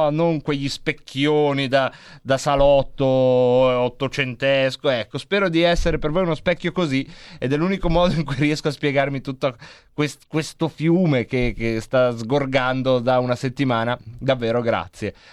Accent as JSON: {"language": "Italian", "town": "Varese", "region": "Lombardy", "country": "Italy", "said": "io sono di Varese"}